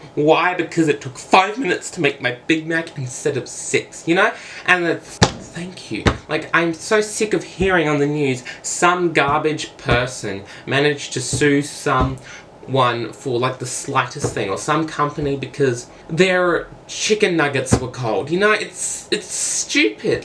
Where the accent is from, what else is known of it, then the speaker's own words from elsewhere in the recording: Australia; I am from Australia